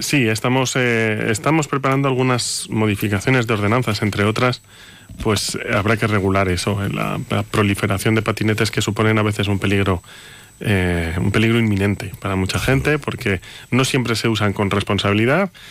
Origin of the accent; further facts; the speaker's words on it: Monzón de Campos, Castile and León, Spain; moved away; yo soy de Monzón